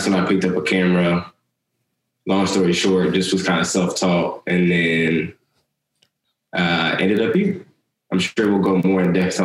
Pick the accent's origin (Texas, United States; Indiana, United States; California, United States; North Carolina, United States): Texas, United States; San Antonio; also born or lived in Abilene, Texas; now in Houston, United States; I'm based in Houston, Texas, but I'm originally from San Antonio.